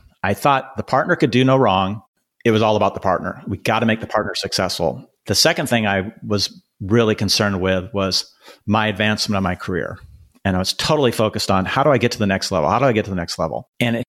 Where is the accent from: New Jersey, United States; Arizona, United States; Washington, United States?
Washington, United States; Seattle; I grew up in Seattle, in the mountains, on the water, and being outside.